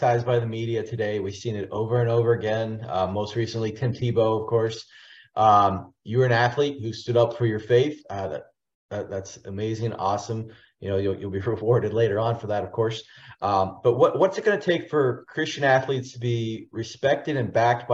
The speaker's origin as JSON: {"language": "English", "town": "Pittsburgh", "region": "Pennsylvania", "country": "United States", "tie": "born or raised there", "said": "we grew up there in Pittsburgh"}